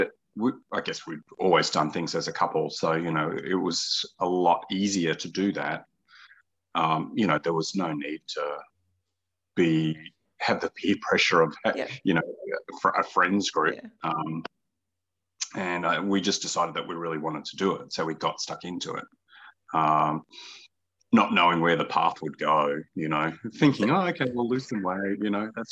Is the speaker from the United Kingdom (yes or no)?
no; Toowoomba, Queensland, Australia; also born or lived in Hunter Valley; now in Brisbane, Australia; I grew up around the Darling Downs, around Toowoomba